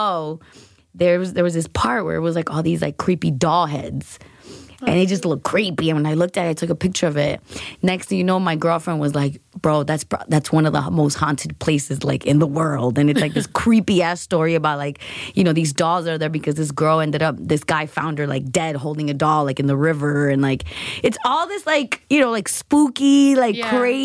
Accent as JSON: {"language": "English", "town": "Los Angeles", "region": "California", "country": "United States", "tie": "born or raised there", "also_born_or_lived": "Guatemala", "moved": "as an adult", "lives_now": "New York City, United States", "said": "I'm born and raised in Los Angeles, but I moved here when I was 19"}